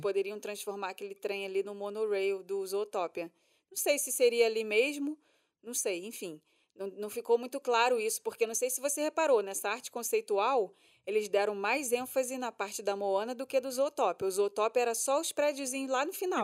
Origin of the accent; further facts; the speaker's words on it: Brazil; a gente é brasileiro